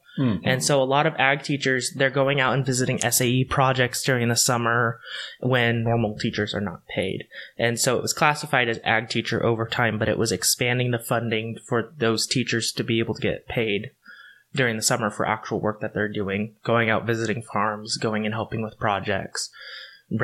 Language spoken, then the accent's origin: English; Hood River, Oregon, United States; I grew up in Hood River, and then I moved further east into true Eastern Oregon. My family has been involved in Oregon since its founding.